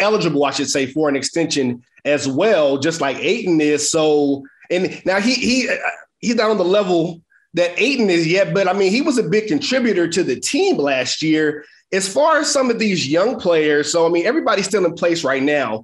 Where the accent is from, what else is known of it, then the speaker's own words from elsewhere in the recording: California, United States; moved away as an adult; now in Chicago, United States; I grew up in California